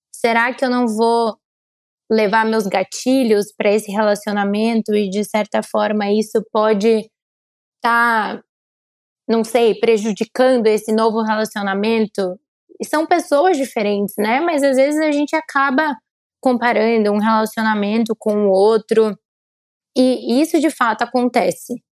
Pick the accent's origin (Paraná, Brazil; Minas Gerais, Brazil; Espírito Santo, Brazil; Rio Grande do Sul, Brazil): Paraná, Brazil; Curitiba; now in São Paulo, Brazil; eu sou curitibana, como vocês sabem, então moro em São Paulo.